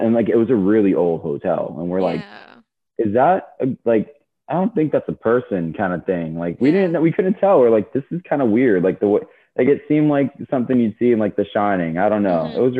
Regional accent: Florida, United States; also born or lived in Fort Lauderdale, Florida; growing up in Florida

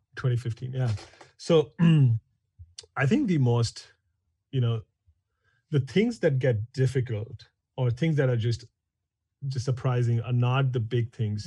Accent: New Delhi, Delhi, India; moved away as an adult; now in San Francisco, United States; I grew up in India, in New Delhi.

